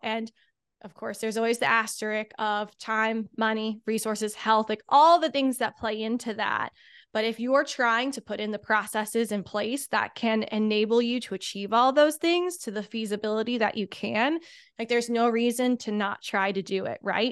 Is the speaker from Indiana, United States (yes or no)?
yes; Indianapolis, Indiana, United States; moved away as an adult; I'm from Indianapolis, so very far away.